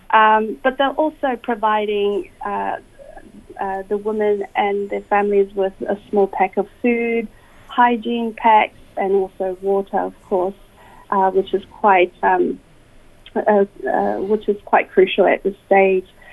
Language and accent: English; Auckland, New Zealand; moved away as an adult; now in Australia; I was born and raised in Auckland, New Zealand